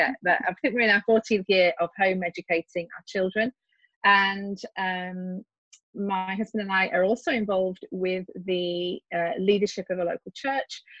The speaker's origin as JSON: {"language": "English", "region": "West Midlands", "country": "United Kingdom", "accent": "English", "said": "And as you can hear from my accent, I am English. I live right in the middle of the UK, uh, pretty close to Stratford upon Avon."}